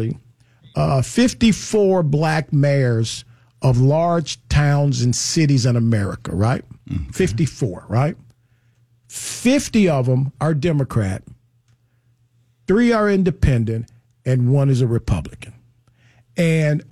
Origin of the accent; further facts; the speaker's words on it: Chicago, Illinois, United States; I come from Chicago. One of my first summer jobs in Chicago